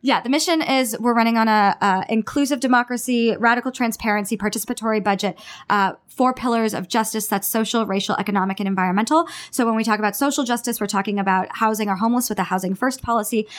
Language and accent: English; Sunnyvale, California, United States; moved away as an adult; now in Los Angeles, United States; growing up in the Bay Area, which is very progressive